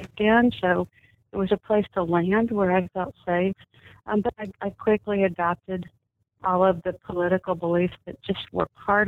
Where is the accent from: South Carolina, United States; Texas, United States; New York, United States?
Texas, United States; Dallas; I was born and raised in Dallas in a very typical mid-continent secular home